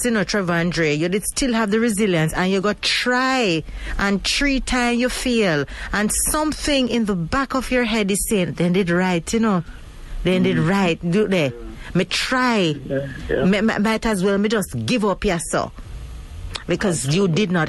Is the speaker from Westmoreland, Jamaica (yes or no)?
no; Mandeville, Manchester Parish, Jamaica; my hometown of Mandeville